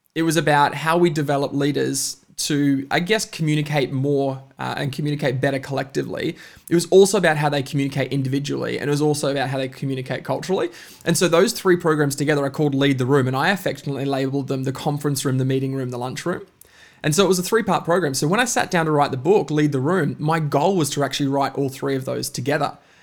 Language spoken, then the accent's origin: English; Bundaberg, Queensland, Australia; also born or lived in Alice Springs, Northern Territory; I was born in Bundaberg, uh, up in Queensland. Uh, I moved quite quickly to Alice Springs and then, uh, spent five years in the Northern Territory before moving back to Bundaberg and spent most of my kind of early life there